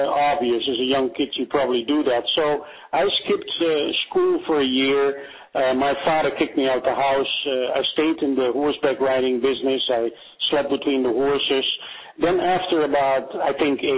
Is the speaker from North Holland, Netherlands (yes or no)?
yes; Amsterdam, North Holland, Netherlands; English is a second language; moved away as an adult; also born or lived in Bennekom, Netherlands; now in United States; when we moved from Amsterdam to a place called Bennekom